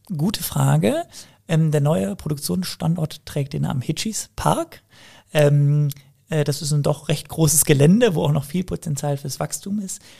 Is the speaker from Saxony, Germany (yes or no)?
no; Cologne, North Rhine-Westphalia, Germany; wir kommen beide aus Köln